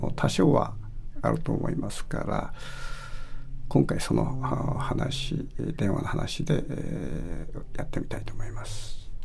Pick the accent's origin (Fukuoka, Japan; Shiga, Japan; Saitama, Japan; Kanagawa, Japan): Fukuoka, Japan; Kitakyushu; moved away; 北九州市の僕の出身地